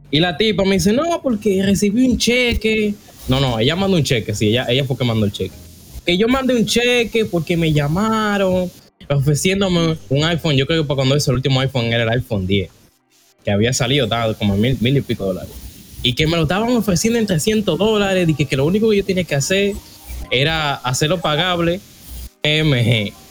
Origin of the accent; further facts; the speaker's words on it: Mexico; Porque yo soy mexicano. ¿Usted tiene alguna idea de lo que significa México?